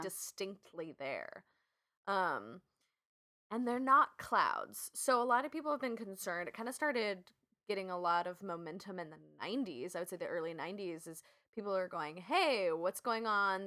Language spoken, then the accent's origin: English; West Coast, United States; I'm from the West Coast